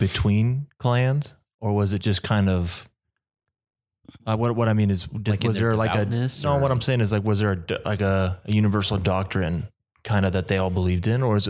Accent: Arizona, United States; I'd tell people I'm from Arizona.

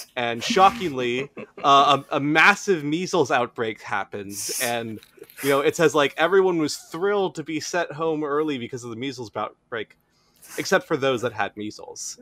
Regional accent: United States

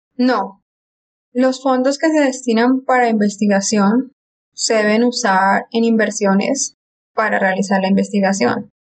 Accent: Colombia; moved away as an adult; also born or lived in Argentina; now in Houston, United States; Soy colombiana, viví seis años en Argentina y ahora estoy radicada en Houston

